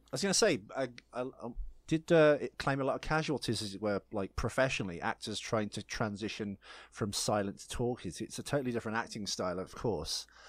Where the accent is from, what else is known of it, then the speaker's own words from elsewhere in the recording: United Kingdom; I'm British